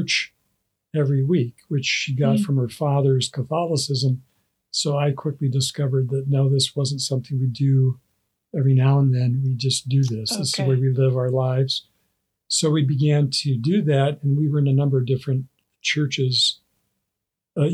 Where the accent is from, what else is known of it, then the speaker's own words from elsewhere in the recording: Wyoming, United States; I grew up in Wyoming, and my parents, we were members of a Presbyterian church there